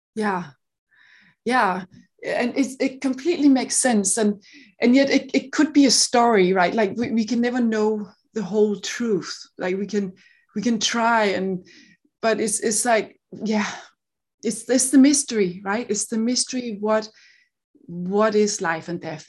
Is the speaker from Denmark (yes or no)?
yes; Denmark; accent: Danish; English is a second language; now in Seattle, United States; I grew up in Denmark, so I live in Seattle, but, you know, I'm, I'm Danish